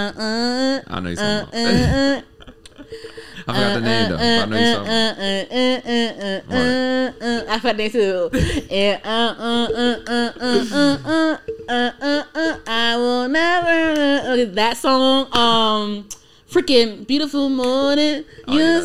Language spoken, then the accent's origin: English; United States; I'm American, but like I have Trinidadian roots